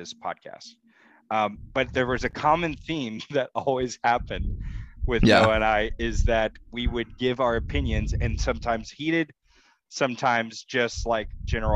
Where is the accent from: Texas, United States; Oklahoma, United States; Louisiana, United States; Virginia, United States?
Texas, United States; I am in Dallas, Texas. I am a Texan, born